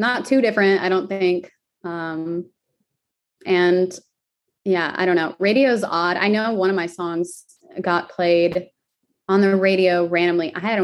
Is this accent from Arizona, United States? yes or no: yes; Arizona, United States; I'm from Arizona